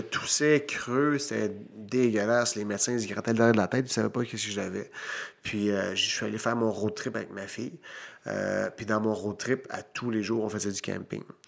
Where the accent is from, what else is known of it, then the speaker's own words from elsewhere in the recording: Victoriaville, Quebec, Canada; Victoriaville, mon, mhm. euh, ma ville natale.